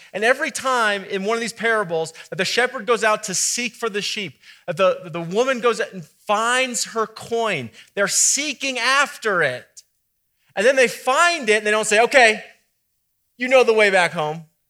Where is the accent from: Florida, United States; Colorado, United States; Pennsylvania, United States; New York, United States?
Colorado, United States; Boulder; I grew up in Boulder